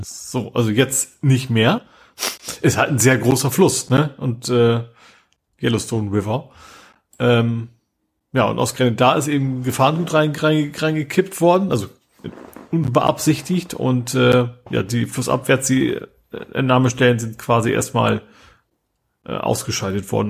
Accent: Vechta district, Lower Saxony, Germany; now in Hamburg, Germany; Ist auch meine Heimat, Kreis Fechter

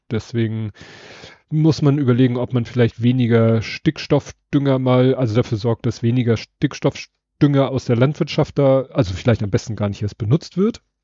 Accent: Hamburg, Germany; Hamburger meines, äh, meiner Generation

